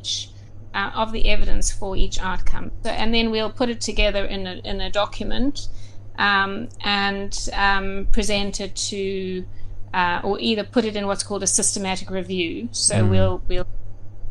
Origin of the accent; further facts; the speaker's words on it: Durban, KwaZulu-Natal, South Africa; moved away as an adult; also born or lived in Johannesburg, South Africa / Cape Town, South Africa; now in United Kingdom; I was born in Durban, and I lived there for 17 years